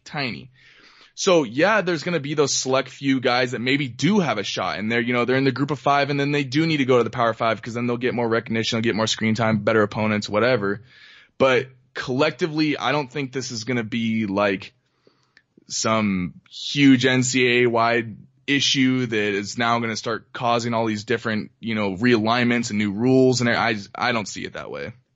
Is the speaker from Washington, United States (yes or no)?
yes; Washington, United States; now in Reno, United States; when we grew up in Washington